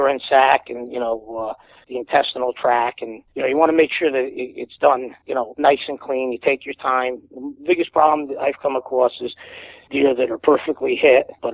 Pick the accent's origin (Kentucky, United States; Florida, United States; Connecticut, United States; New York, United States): Connecticut, United States; Wallingford; I'm from Wallingford, Connecticut